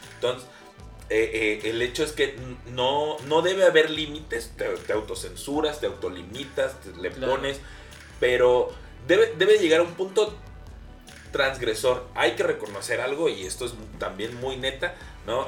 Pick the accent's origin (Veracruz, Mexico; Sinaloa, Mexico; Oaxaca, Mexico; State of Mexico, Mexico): Veracruz, Mexico; also born or lived in Xalapa, Veracruz; no soy de Jalapa directamente soy del puerco de Veracruz